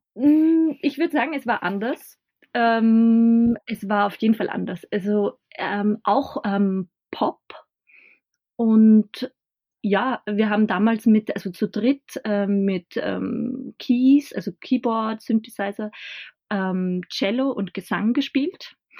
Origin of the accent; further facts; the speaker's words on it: Bad Hall, Upper Austria, Austria; Ich komme aus einem ja, Nachbarort oder eigentlich einer kleinen Stadtgemeinde äh, aus Bad Hall.